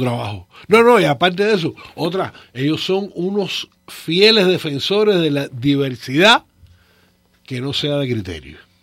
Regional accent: Cuba; moved away as an adult; yo me fui de Cuba en marzo del 79. A mí me pagaban una vez al mes en cash. Yo nunca vi un cheque en Cuba.

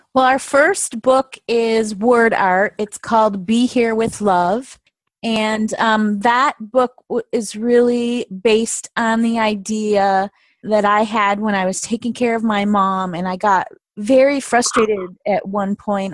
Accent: Michigan, United States; moved away as an adult; also born or lived in the South / East Coast; I was born and raised in Michigan

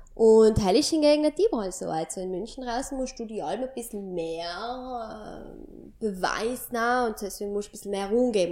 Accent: Sarntal, Trentino-Alto Adige, Italy; mein Heimatdorf Sarentein

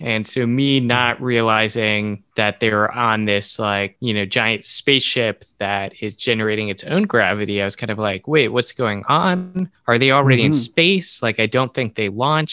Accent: United States; as an American

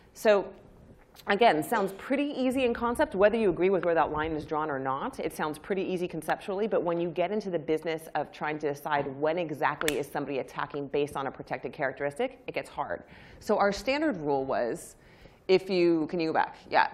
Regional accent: United States; I'm American

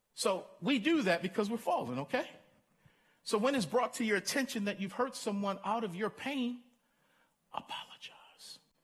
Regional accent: Baltimore, Maryland, United States; I grew up in Baltimore

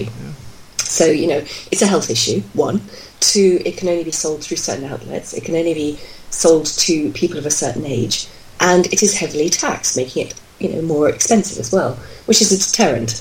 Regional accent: United Kingdom; I'm from Britain

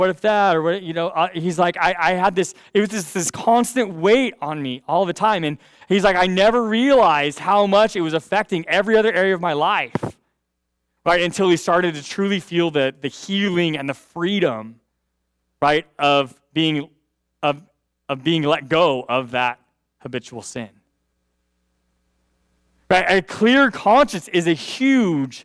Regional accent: United States; I'm glad to be an American

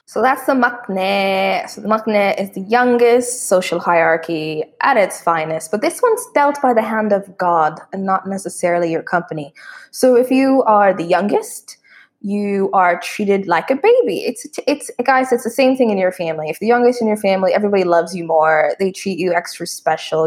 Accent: Canada; moved away; as Canadians

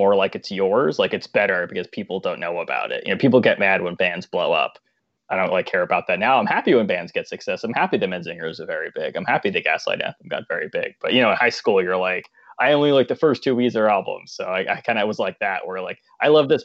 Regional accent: Long Island, New York, United States; I'm from Long Island

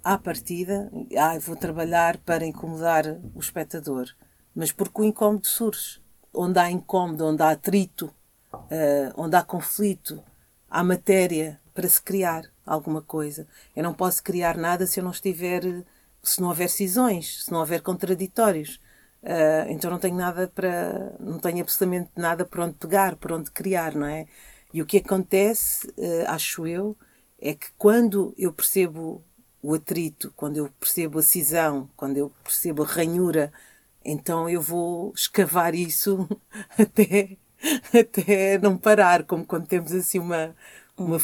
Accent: Lisbon, Portugal; also born or lived in Angola; quando eu vivia aqui na Rua de São Paulo, eu vivia num prédio em que viviam só famílias como a minha, em que o pai era timorense e a mãe era angolana

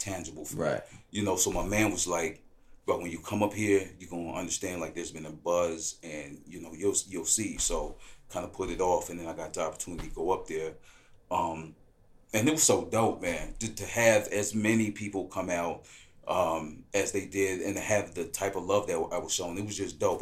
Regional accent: Milwaukee, Wisconsin, United States; born or raised there; moved away as an adult

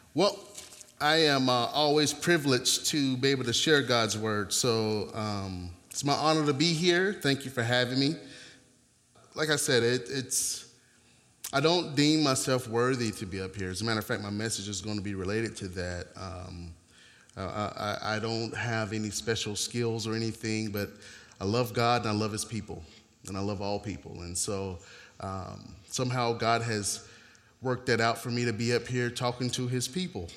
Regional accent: North Carolina, United States; moved away; I am originally from North Carolina

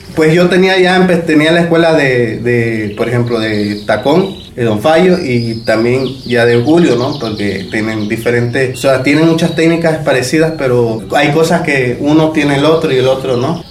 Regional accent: Mexico; also born or lived in Playa del Carmen; mi mamá es de Puebla y mi papá es de aquí, pero siempre hemos vivido aquí. Este, yo me crié aquí

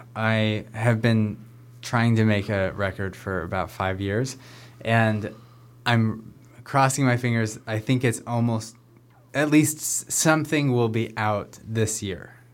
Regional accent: Sunriver, Oregon, United States; I grew up in Sun River, just a little ways south of here

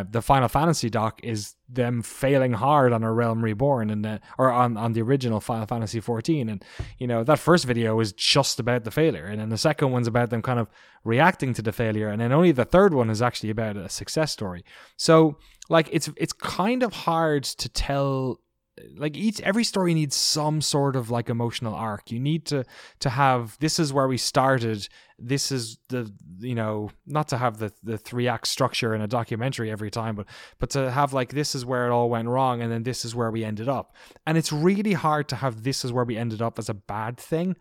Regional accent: Ireland; I grew up in Ireland

